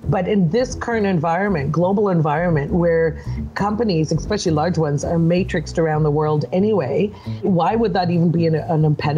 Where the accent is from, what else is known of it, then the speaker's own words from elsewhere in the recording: Malta; born there; also born or lived in Germany / Canada; So first Malta and then Germany, which is where I was born in Malta. And then we lived in Germany before coming back to Canada.